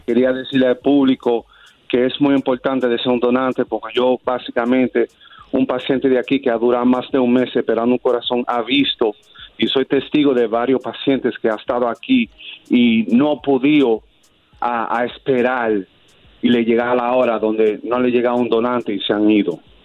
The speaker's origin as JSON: {"language": "Spanish", "town": "New York City", "region": "New York", "country": "United States", "tie": "born or raised there", "said": "soy dominicano, soy un nativo de la ciudad de Nueva York"}